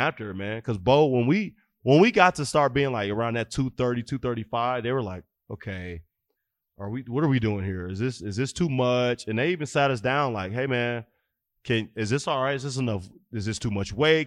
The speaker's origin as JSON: {"language": "English", "town": "Fort Wayne", "region": "Indiana", "country": "United States", "tie": "born or raised there", "moved": "yes", "said": "I grew up in Fort Wayne, Indiana."}